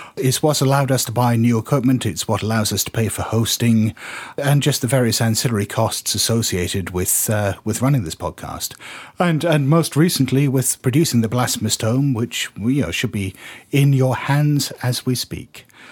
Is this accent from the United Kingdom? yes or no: yes; United Kingdom; we're, we're British